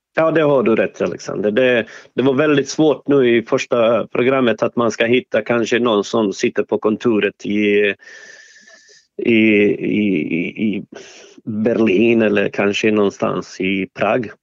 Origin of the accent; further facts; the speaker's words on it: Sarajevo, Federation of Bosnia and Herzegovina, Bosnia & Herzegovina; Swedish is a second language; now in Sweden; jag är från ursprungligen, jag är född eh, i Sarajevo